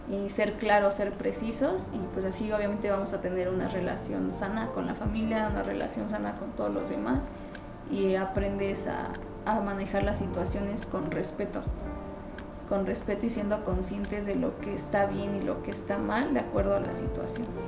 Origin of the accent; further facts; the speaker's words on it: Mexico; somos el futuro de México